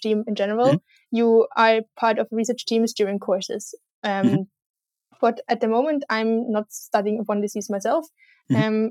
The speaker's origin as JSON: {"language": "English", "country": "Austria", "said": "I come from Austria"}